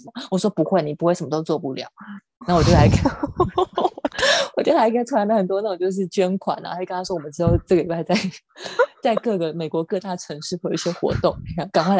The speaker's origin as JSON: {"language": "Chinese", "region": "Xinjiang", "country": "China", "moved": "yes", "lives_now": "United States", "said": "那我就回答说，新疆维吾尔维吾尔人逃难来到美国。"}